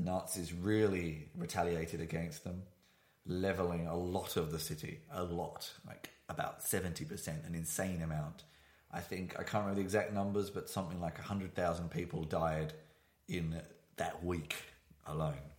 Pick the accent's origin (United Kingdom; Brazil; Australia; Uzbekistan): United Kingdom; moved away as an adult; now in Berlin, Germany; I am a British citizen. I've not lived there for 10 years